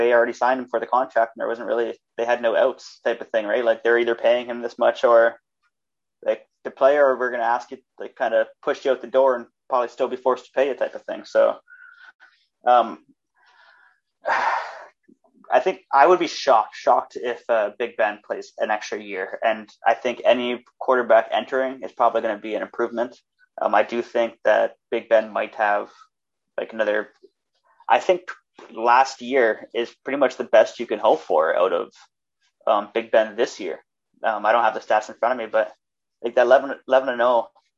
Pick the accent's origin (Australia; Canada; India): Canada